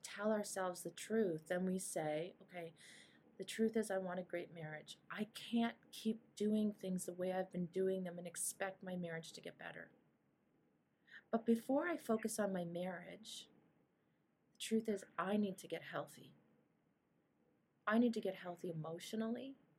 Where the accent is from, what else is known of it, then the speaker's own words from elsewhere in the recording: Toronto, Ontario, Canada; born there; I live in Green Bank. I'm married to Aaron. My daughter's name Madeline and Julia. I was born in Toronto.